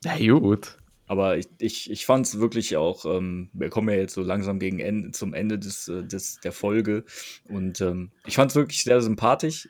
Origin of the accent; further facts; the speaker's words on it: Krefeld, North Rhine-Westphalia, Germany; Das sagt man uns Krefeldern ja nach, dass wir so freundlich und bescheiden sind.